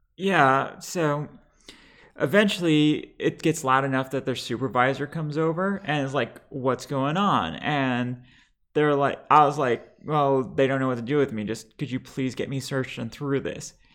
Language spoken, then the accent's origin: English; Lebanon; now in United States; I am bi trans Lebanese